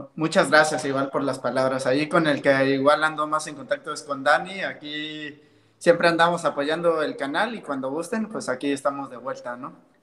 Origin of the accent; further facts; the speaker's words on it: Oaxaca, Mexico; now in Mexico City, Mexico; Yo vivo en México, soy de Oaxaca, pero mis papás viven en Veracruz